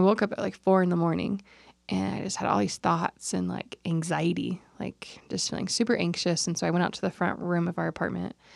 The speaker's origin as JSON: {"language": "English", "region": "California", "country": "United States", "said": "We're both from California"}